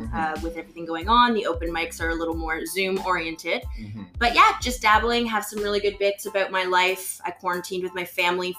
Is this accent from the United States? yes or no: no; Ottawa, Ontario, Canada; moved away as an adult; now in Toronto, Canada; Well, I'm 32 years old. I'm from Ottawa originally. I moved to Toronto 8.5 years ago and been working in advertising.